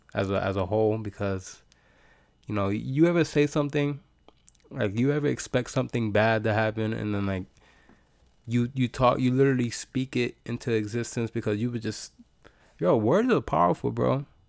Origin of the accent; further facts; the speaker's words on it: United States; I am American in America